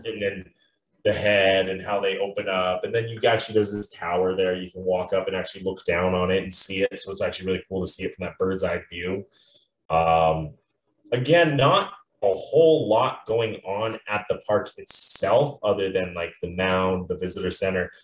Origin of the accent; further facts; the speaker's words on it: Montana, United States; also born or lived in New Mexico; my home state of Montana